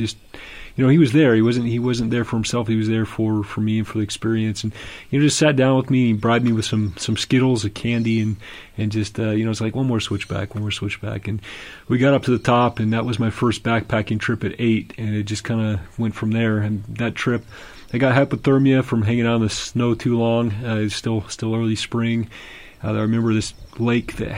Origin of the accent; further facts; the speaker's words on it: Southern California, United States; I grew up in Southern California